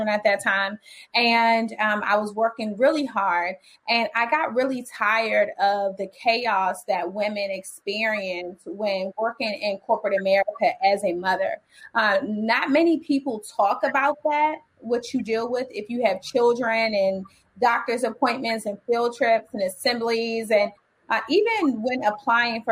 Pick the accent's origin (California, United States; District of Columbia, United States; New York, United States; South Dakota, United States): District of Columbia, United States; Washington; I'm raised in DC. I graduated from Dunbar Senior High School. I grew up in the projects of Washington, DC